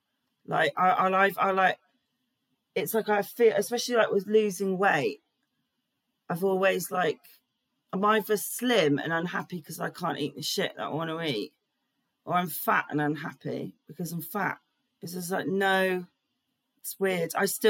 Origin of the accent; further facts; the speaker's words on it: England, United Kingdom; I just really fucking love it. I wonder if that's being British.